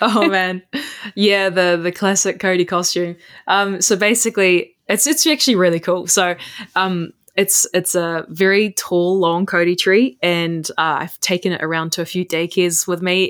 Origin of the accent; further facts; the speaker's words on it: Puketi Forest, Northland, New Zealand; I'm from Puketi Forest, which is now the forest that I work